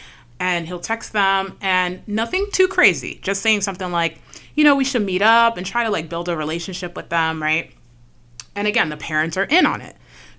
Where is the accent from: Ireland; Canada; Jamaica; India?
Jamaica; We're Jamaican, by the way, y'all.